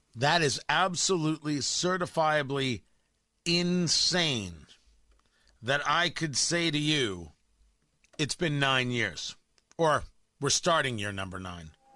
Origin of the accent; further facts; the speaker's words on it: New Jersey, United States; also born or lived in Florida / Washington, D.C. / Los Angeles; now in Indiana, United States; The idea that I'm raising my kids in Indiana was never a thought growing up in Jersey